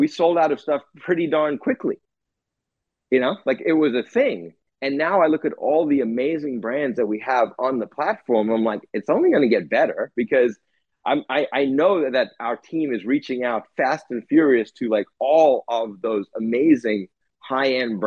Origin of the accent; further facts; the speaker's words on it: South Africa; growing up in South Africa